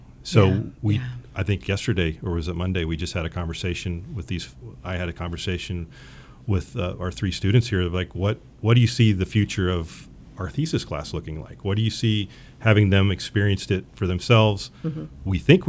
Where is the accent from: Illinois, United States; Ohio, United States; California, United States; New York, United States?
Ohio, United States; I did not. I'm originally from Ohio.